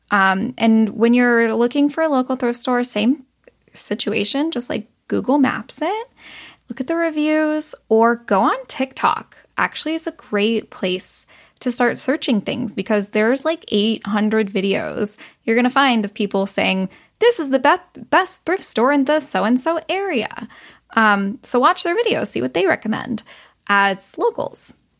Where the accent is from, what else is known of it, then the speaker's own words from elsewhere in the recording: United States; growing up in America